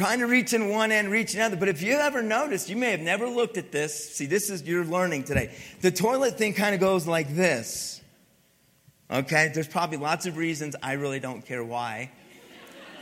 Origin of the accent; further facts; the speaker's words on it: Pennsylvania, United States; I grew up in Pennsylvania, grew up in the cold and ice and snow.